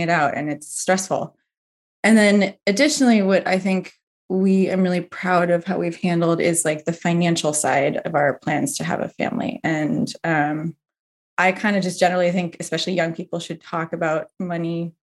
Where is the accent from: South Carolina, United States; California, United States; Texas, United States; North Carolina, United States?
California, United States; Berkeley; now in Somerville, United States; I grew up in Berkeley, California